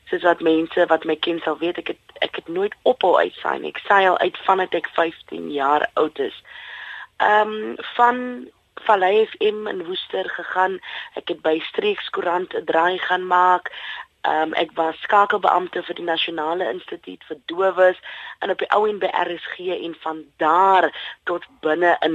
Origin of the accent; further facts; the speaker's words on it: Bonnievale, Western Cape, South Africa; also born or lived in Robertson / Worcester; Ek is in Robertson gebore in die Weskaap en Bonnieville groot geword saam met my ma, my ouma en my drie ooms.